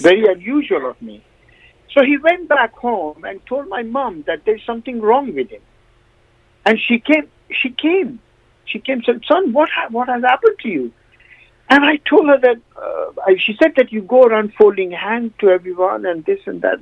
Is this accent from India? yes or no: yes; India; now in United Kingdom; I come from India